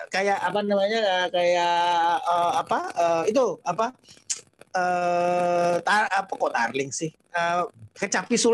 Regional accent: North Sumatra, Indonesia; saya tinggal di, di di di Sumatera cukup lama, gede di Sumatera uh, dan terpapar banget dengan dengan kesenian itu kesenian uh, Melayu Delhi.

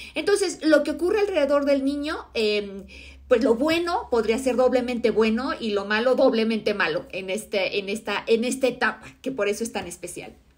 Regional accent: Mexico; mi país, en México

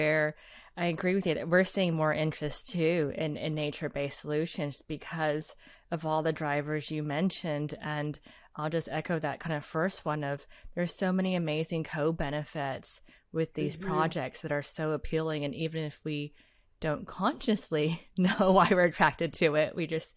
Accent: Houston, Texas, United States; growing up in Houston and thinking about our Galveston seawall

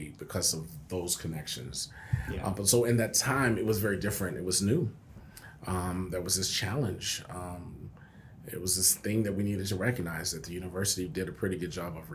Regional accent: San Antonio, Texas, United States; moved away as an adult; now in Lubbock, United States; I'm from San Antonio

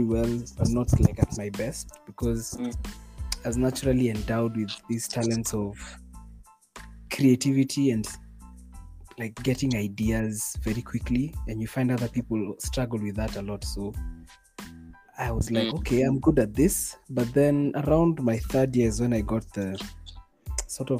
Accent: Nairobi, Kenya; I was born in, you could say, middle class Nairobi

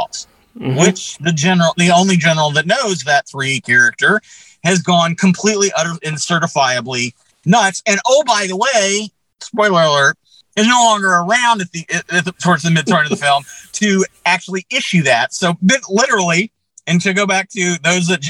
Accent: Texas, United States; I lived around many Rippers when I was growing up in Texas

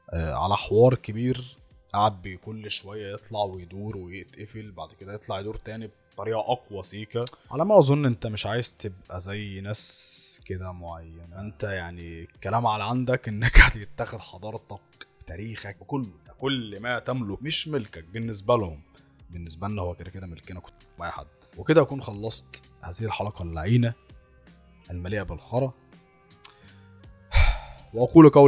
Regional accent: Egypt; ولكن اصلهم او اصلنا احنا كمصريين احنا مش اصلنا افريقي ولا سود انت لا بص انت حفيد الفراعنه انت حفيد المصريين القدماء

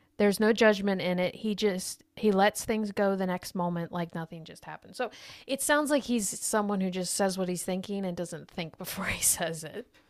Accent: United States; as being an American

